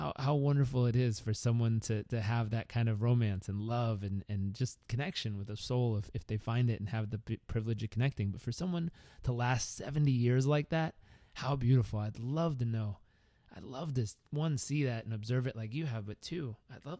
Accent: Southern California, United States; also born or lived in Uganda; growing up in Southern California

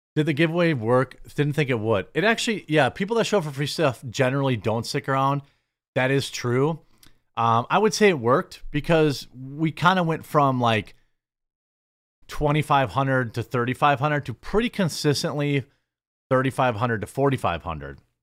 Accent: Midwest, United States; as a Midwesterner

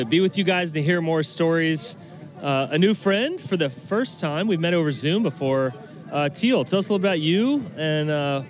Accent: Colorado, United States

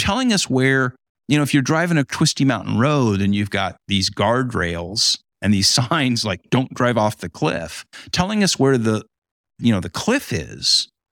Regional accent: Huntington Beach, California, United States; now in Great Lakes region, United States; in my hometown

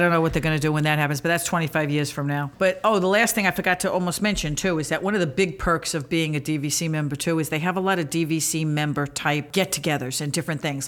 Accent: New York City, New York, United States; I grew up near Coney Island

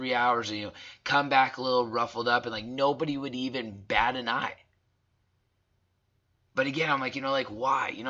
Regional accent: Southern Alberta, Canada; growing up in Southern Alberta

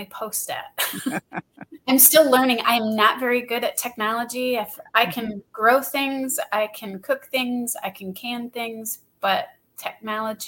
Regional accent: Northern Lower Michigan, United States; I'm from Northern Lower Michigan

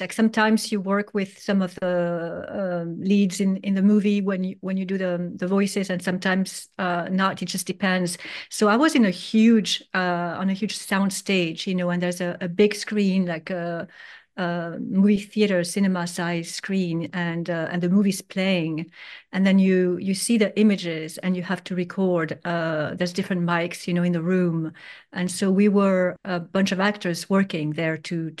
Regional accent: Geneva, Switzerland; also born or lived in Paris, France; Basically, I was born in Paris, and my father was from Spain and my mother from Greece. And then we moved to Geneva, Switzerland, right away, which is already very international.

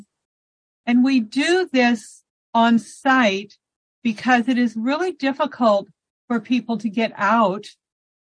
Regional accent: Arlington, Nebraska, United States; I am from Nebraska. I grew up in Arlington, Nebraska, where my 92-year-old mother still lives

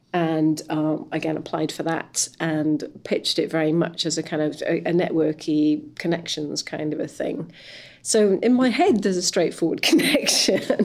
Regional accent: West Wales, United Kingdom; I come from West Wales

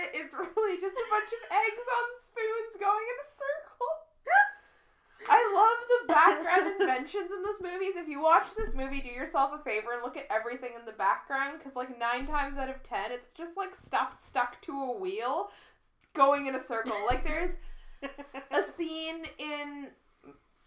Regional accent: Southern Ontario, Canada; accent: South Ontario; moved away as an adult; now in United Kingdom; As a Canadian growing up watching Mary Poppins

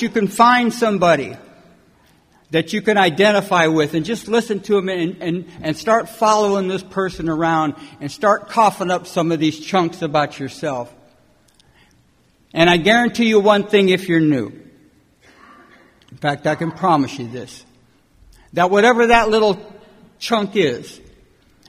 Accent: California, United States; also born or lived in Detroit, Michigan; I was born in Detroit, and I come out to California when I was about 7 years old and brought up in a little foster home and then an orphanage

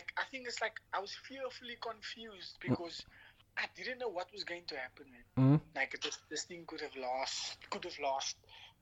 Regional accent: Cape Town, Western Cape, South Africa; I'm from Cape Town

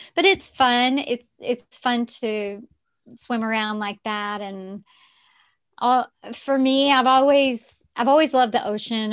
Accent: Texarkana, United States; accent: Southern; also born or lived in Arkansas; I grew up in the South, in Texarkana, which is on the border of Texas and Arkansas

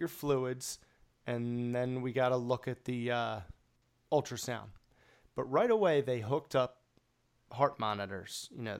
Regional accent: Jamaica; Well, I'm Jamaican.

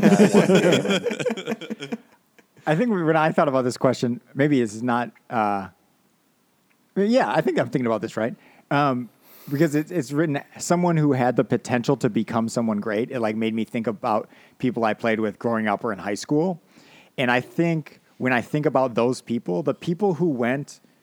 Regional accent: United States; being an American

